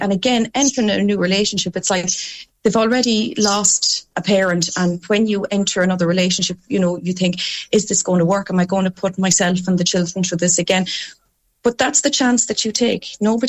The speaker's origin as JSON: {"language": "English", "region": "Connacht", "country": "Ireland", "said": "Mike is in Limerick and I'm from Leitrim, so we have a 3-hour commute."}